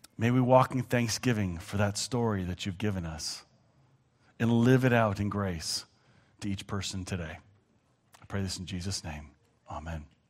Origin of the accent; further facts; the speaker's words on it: Canada; as a Canadian